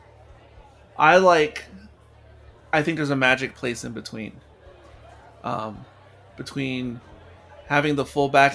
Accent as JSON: {"language": "English", "country": "United States", "said": "in my DNA I'm American"}